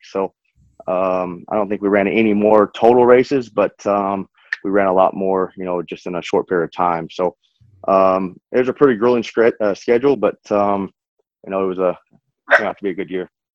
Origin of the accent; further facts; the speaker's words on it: Odessa, Texas, United States; growing up in West Texas, racing's not huge